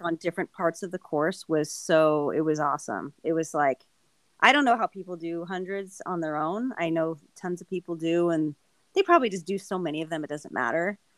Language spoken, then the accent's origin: English; Southern California, United States; moved away as an adult; now in Phoenix, United States; I grew up in Southern California, but once I moved to Arizona to Phoenix area